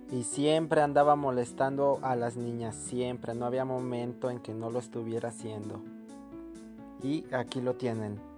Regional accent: Mexico

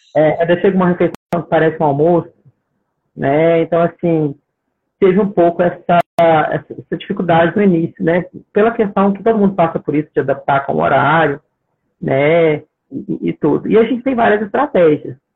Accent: Minas Gerais, Brazil; moved away as an adult; now in Australia; Eu sou mineiro

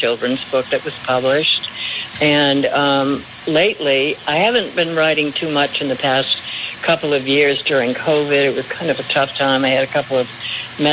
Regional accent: Rhode Island, United States; I grew up in Rhode Island

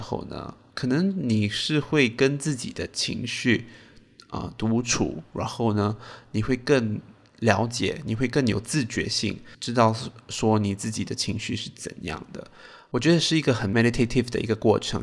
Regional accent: Singapore; 我身为一个新加坡人呢

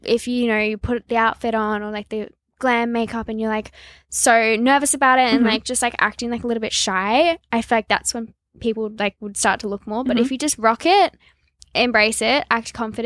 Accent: Noosa, Queensland, Australia; moved away; I loved growing up in Noosa so much.

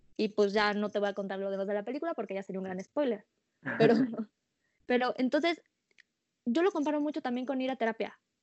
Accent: Mexico; como mexicanos

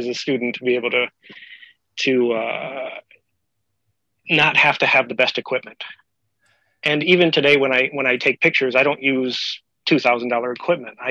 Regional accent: Rockton, Illinois, United States; moved away as an adult; also born or lived in Carbondale, Illinois; now in Hokkaido, Japan; I came to SIU from Rockton

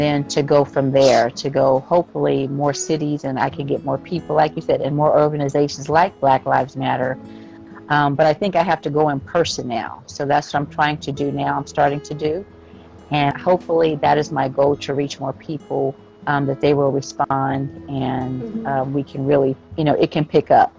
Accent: United States; growing up in America

